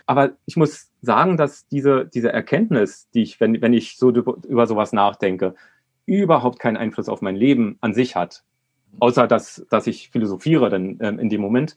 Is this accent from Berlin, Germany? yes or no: yes; Berlin, Germany; Ich bin ähm, 1970 in Berlin geboren